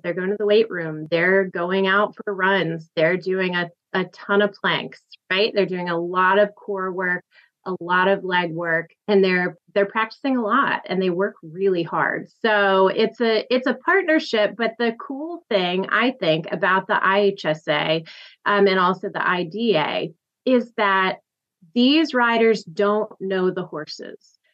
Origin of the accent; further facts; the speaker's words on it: Tennessee, United States; moved away as an adult; I'm from Tennessee